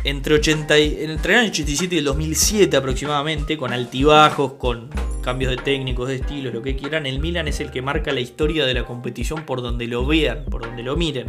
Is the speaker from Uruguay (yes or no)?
yes; Uruguay; el uruguayo que somos, somos españoles, pero también somos tanos